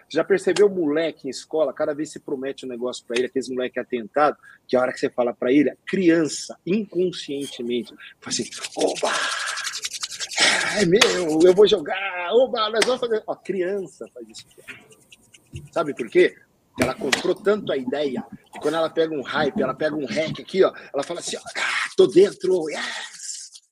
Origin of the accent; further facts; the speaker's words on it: Northeast Region, Brazil; Eu sou nordestino, adoro uma boa buchada.